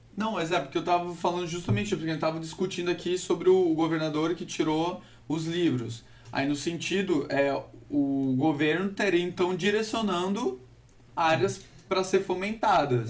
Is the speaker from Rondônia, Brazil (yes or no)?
yes; Porto Velho, Rondônia, Brazil; Somos de Porto Velho, Rondônia